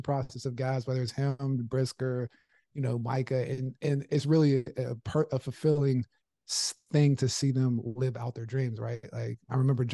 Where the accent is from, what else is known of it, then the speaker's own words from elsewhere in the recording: Pittsburgh, Pennsylvania, United States; Growing up in Pittsburgh